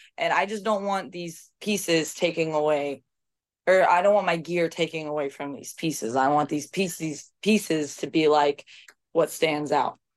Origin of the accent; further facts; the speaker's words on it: United States; I was American